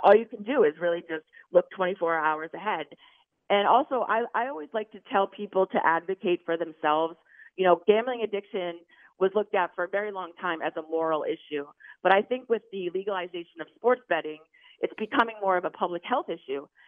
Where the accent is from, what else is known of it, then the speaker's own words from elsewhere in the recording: Maine, United States; moved away; I'm from Maine, so I was in Maine